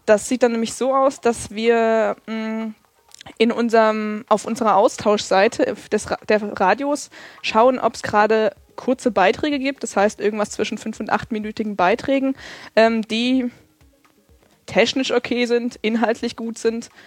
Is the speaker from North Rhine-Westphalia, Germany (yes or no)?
no; Erfurt, Thuringia, Germany; now in Freiburg, Germany; ich komme aus, eigentlich aus Erfurt